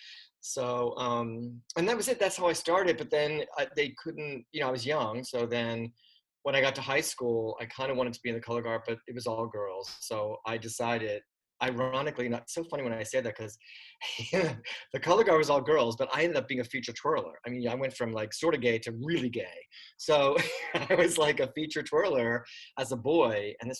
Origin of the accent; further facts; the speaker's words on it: Pottsville, Pennsylvania, United States; moved away as an adult; now in New York, United States; No, I'm from Pottsville. I moved, I graduated in 83, and then I took a year to kind of work and try to save some money. And then I moved to New York in August of 84.